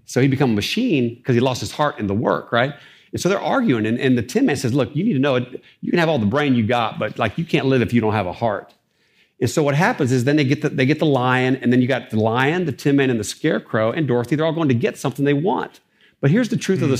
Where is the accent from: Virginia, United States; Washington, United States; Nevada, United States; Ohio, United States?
Ohio, United States; Dayton; I'm from Dayton, Ohio, uh, raised in a single parent home